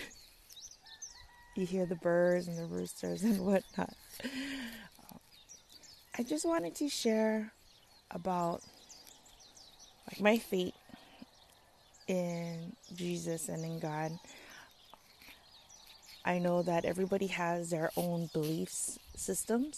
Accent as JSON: {"language": "English", "area": "Kauai", "region": "Hawaii", "country": "United States", "tie": "born or raised there", "moved": "as an adult", "lives_now": "Oahu, United States", "said": "after high school, and I moved away from Kauai to Oahu"}